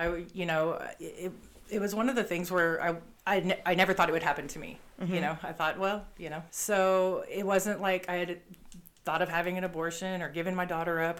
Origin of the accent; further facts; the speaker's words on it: Yukon, Oklahoma, United States; also born or lived in Bethany, Oklahoma; I grew up in Yukon, Oklahoma